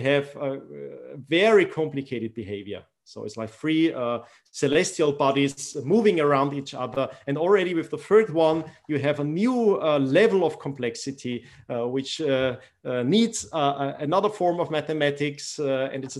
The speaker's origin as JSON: {"language": "English", "country": "Austria", "tie": "born or raised there", "also_born_or_lived": "Iran", "said": "growing up in Austria"}